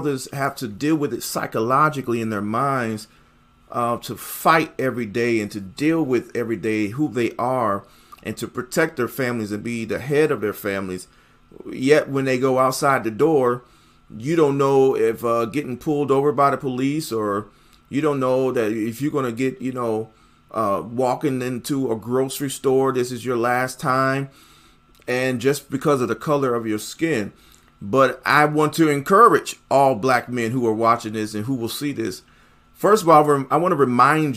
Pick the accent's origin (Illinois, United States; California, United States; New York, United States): New York, United States; Buffalo; moved away; my hometown in the city of Buffalo, New York